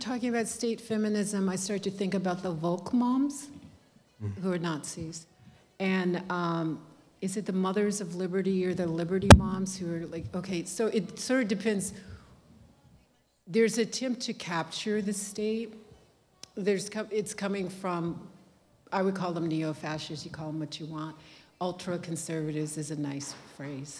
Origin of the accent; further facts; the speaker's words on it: Texas, United States; when I was growing up in Texas